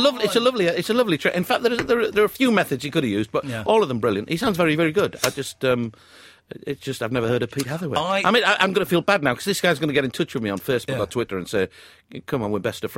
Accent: Stockton-on-Tees, North East England, United Kingdom; I'm from Stockton-on-Tees, up near Middlesbrough.

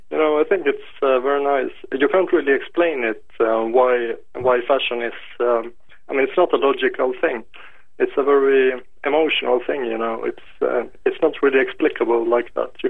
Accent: Lapland, Finland; I was born in Lapland, sir.

